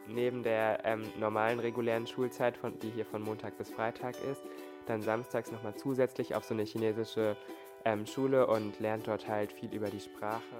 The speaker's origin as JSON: {"language": "German", "country": "Germany", "tie": "born or raised there", "said": "ich bin aber hier in Deutschland aufgewachsen"}